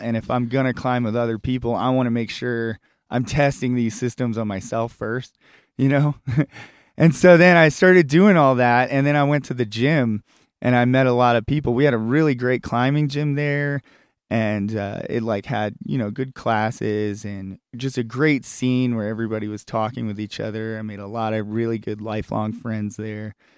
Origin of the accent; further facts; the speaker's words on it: Richmond, Virginia, United States; my hometown of Richmond, Virginia